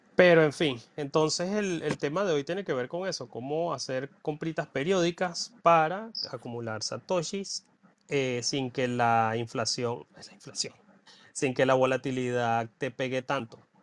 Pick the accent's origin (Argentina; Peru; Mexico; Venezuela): Venezuela; moved away; mi pueblito en Venezuela